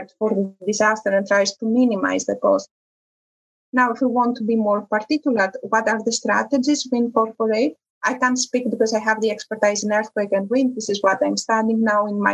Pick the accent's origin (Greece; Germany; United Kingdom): Greece; moved away; also born or lived in Italy; I come from Greece. I was in Italy